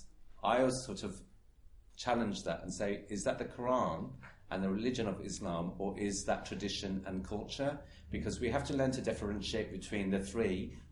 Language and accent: English; Birmingham, West Midlands, United Kingdom; I'm from Birmingham and I come from what is allegedly a multiculturally diverse city